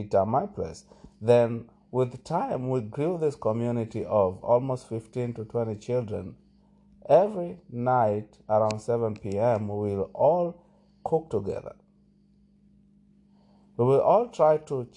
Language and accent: English; Malindi, Kilifi County, Kenya; moved away; when I was growing up in Malindi